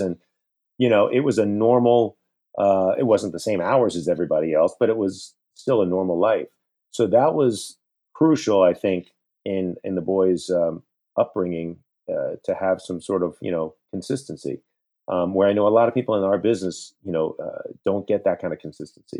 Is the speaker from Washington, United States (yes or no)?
no; Central Florida, United States; moved away as an adult; now in New York, United States; I grew up in Florida. I grew up in Central Florida, but after college, I moved to New York, and New York became my home